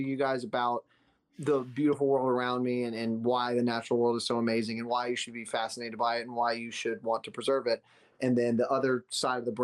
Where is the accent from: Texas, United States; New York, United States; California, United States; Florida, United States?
Florida, United States; South; also born or lived in Gainesville, Florida; Because I grew up in Florida. I'm from the palm trees of South Florida, and I'm from the pine trees of Central Florida.